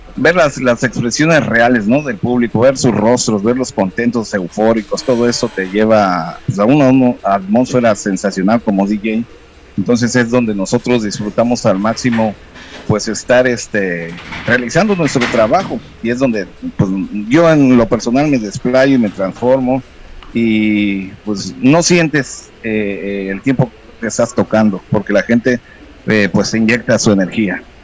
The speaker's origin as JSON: {"language": "Spanish", "town": "Juchitán", "region": "Oaxaca", "country": "Mexico", "tie": "born or raised there", "also_born_or_lived": "Mexico City", "said": "nací allá en 1974 en la Ciudad de México y tengo pues ya este prácticamente el resto de mi vida y crecí aquí en Juchitán, Oaxaca"}